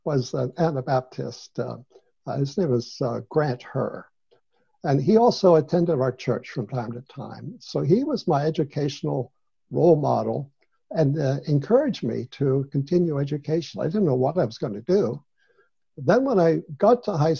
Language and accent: English; York County, Pennsylvania, United States; moved away as an adult; also born or lived in Nazareth, Israel; I was born in York County. I was the youngest of seven children in our family. I grew up on a farm